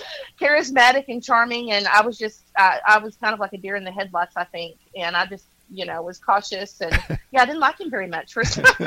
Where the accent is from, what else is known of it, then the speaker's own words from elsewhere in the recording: Oklahoma, United States; moved away as an adult; now in Nashville, United States; I'm from Oklahoma and he's from Georgia